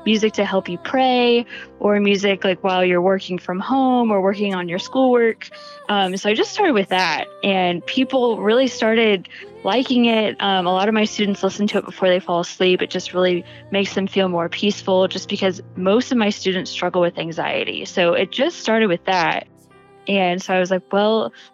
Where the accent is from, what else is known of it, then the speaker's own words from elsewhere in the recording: Indianapolis, Indiana, United States; I am from Indianapolis, Indiana